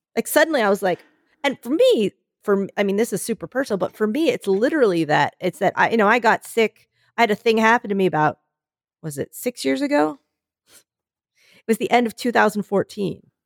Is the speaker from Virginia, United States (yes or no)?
no; Philadelphia, Pennsylvania, United States; moved away; I come from Philadelphia. I come from that area that everyone's like, "It's one of those really critical areas for the election